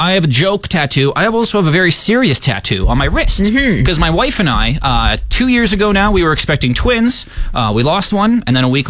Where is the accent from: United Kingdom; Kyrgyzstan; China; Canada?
Canada; Saskatchewan; I'm from Saskatchewan